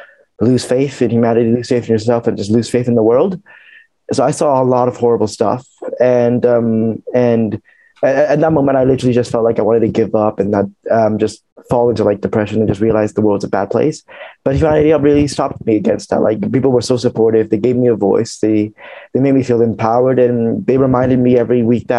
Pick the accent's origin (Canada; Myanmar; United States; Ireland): Myanmar; now in United Kingdom; I'm from Myanmar. I'm 21 years old and I'm currently living in the UK right now.